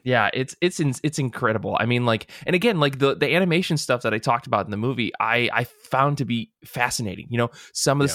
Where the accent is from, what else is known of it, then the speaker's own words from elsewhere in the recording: United States; we're American